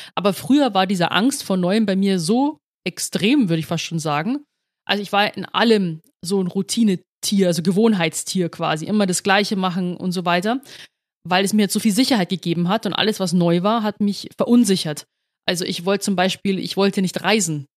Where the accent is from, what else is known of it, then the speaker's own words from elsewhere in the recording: Rosenheim, Bavaria, Germany; now in Munich, Germany; in Rosenheim geboren, aufgewachsen, dann 2018 nach, Be nach München gezogen